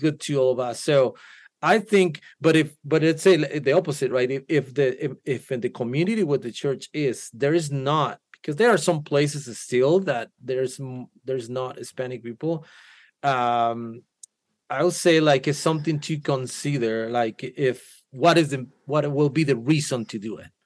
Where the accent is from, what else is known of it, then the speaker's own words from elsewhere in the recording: Guatemala; first language Spanish; English is a second language; now in United States; I'm from Guatemala